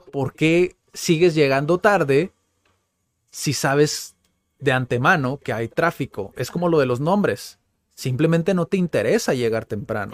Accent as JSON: {"language": "Spanish", "country": "Mexico", "said": "soy mexicano"}